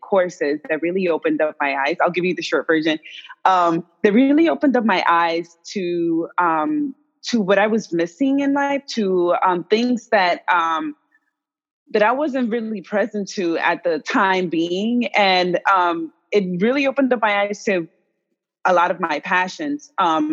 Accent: New York, United States; also born or lived in Dominican Republic / Los Angeles; This is where I was raised in New York. I'm from the Dominican Republic, but I was raised here in New York

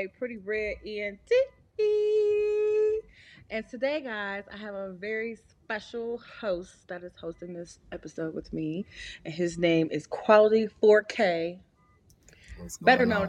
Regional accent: Ohio, United States; I'm from the Midwest. I'm from Ohio, so we say pop all the time.

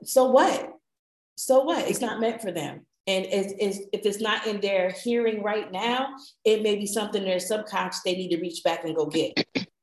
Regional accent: New Jersey, United States; accent: northern; moved away; also born or lived in Georgia; I'm from Jersey by way of Georgia

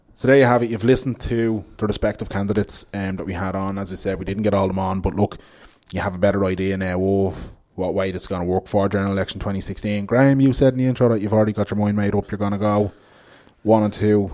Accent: Ballybrack, Leinster, Ireland; I grew up in Laurel Avenue in Ballybrack

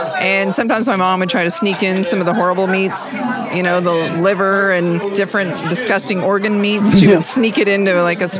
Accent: Oklahoma, United States; now in Kansas City, United States; I grew up in Oklahoma.

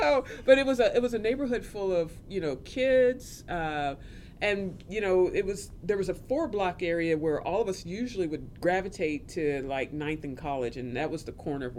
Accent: Topeka, Kansas, United States; also born or lived in Brooklyn, New York; Growing up in Topeka was. I mean it. It was interesting.

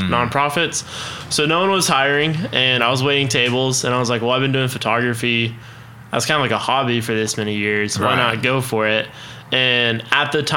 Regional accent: Choctaw, Oklahoma, United States; I was born in Oklahoma City and raised in Choctaw

